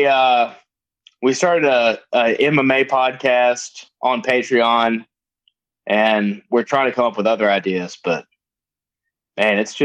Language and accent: English; Georgia, United States; now in Mississippi, United States; where I grew up in Georgia, we were right next to an army base